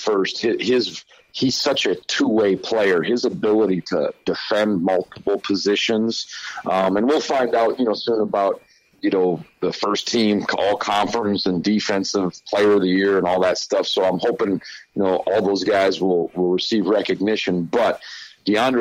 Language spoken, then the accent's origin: English; Midwest, United States; moved away; growing up in the Midwest and my father coaching in the Big Ten